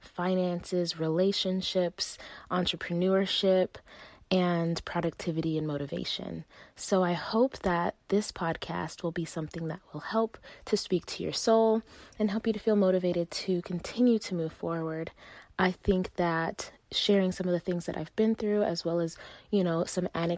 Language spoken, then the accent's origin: English; Las Vegas, Nevada, United States; also born or lived in Uganda; I was born in Uganda and raised in Las Vegas